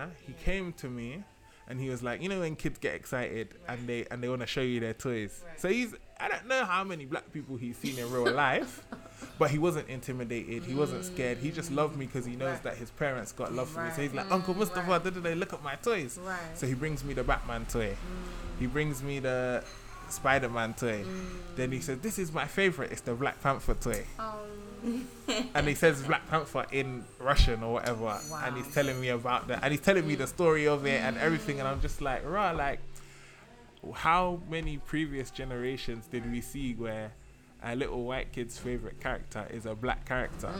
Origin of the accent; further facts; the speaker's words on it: London, United Kingdom; growing up in London